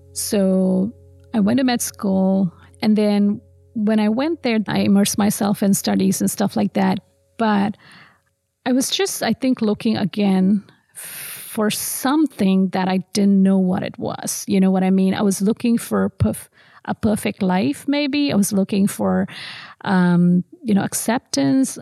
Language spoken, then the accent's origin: English; Tamil Nadu, India; moved away as an adult; also born or lived in Madurai; now in Central Florida, United States; I grew up in South India, so um, I was born in Madurai, which um, honestly is called a city of temples